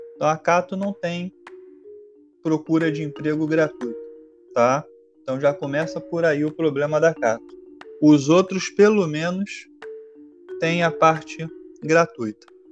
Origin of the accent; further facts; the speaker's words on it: Rio de Janeiro, Brazil; eu sou do Rio de Janeiro